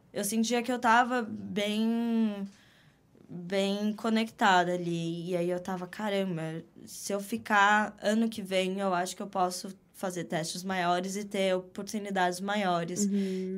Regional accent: Jandira, São Paulo, Brazil; moved away as an adult; now in New York City, United States; nasci, vi o mundo pela primeira vez em São Paulo, Legal. mas cresci em Jandira

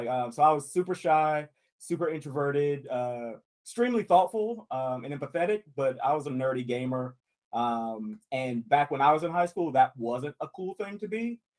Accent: North Carolina, United States; also born or lived in Vancouver, Canada; I'm the director of operations at Bad Robot Games. I was born and raised in North Carolina. Lived there pretty much all of my life. About 8 years ago, I up and moved to Vancouver, BC.

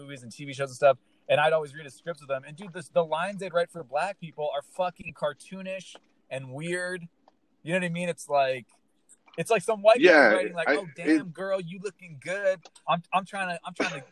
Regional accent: Southern California, United States; I'm from Southern California

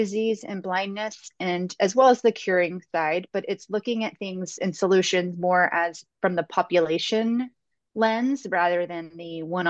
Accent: Texas, United States; I grew up in Texas and I learned Spanish in schools and really took to it.

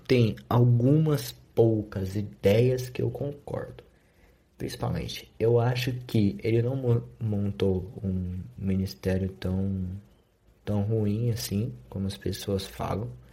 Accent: Brazil; eu sou brasileiro

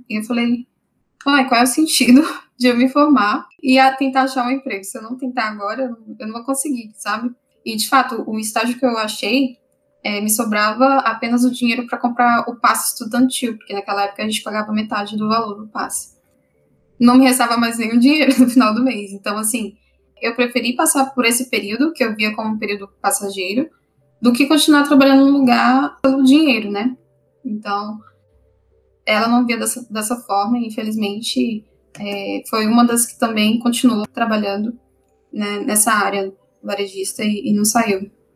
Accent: Brasília, Federal District, Brazil; moved away; eu sou de Brasília, tentei passar pela UNB

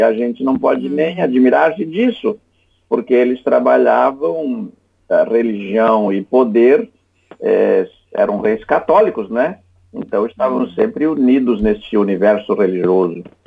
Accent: Santa Catarina, Brazil; sou o único catarinense que integro aquela casa

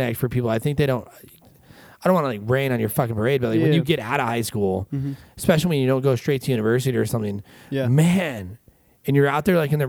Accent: Glendale, Arizona, United States; also born or lived in Peoria, Arizona; growing up in Glendale, Peoria

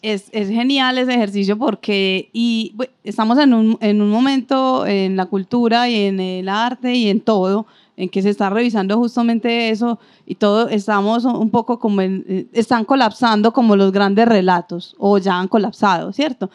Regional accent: Antioquia, Colombia; como buenos antioqueños somos bastante elitistas

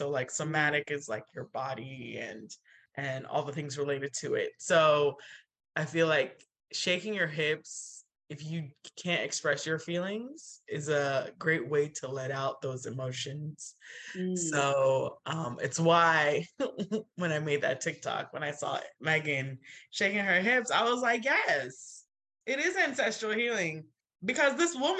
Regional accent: Nigeria; But as a Nigerian, like it's hard. It's really hard.

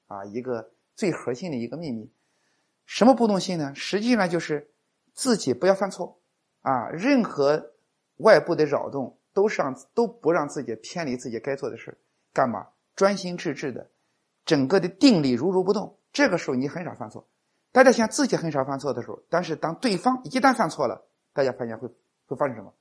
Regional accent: China; 我们作为中国人

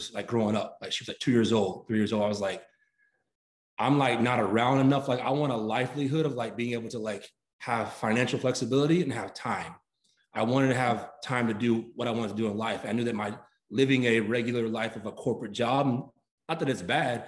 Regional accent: Fort Worth, Texas, United States; also born or lived in Atlanta, Georgia; I grew up here in DFW, more so Fort Worth, Texas

